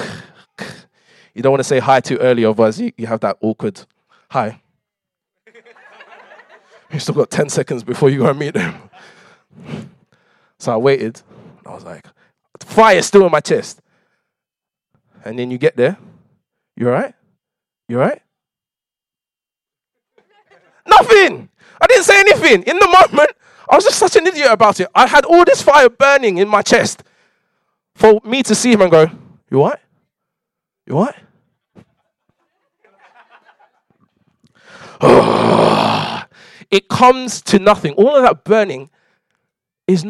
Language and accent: English; London, United Kingdom; I grew up in London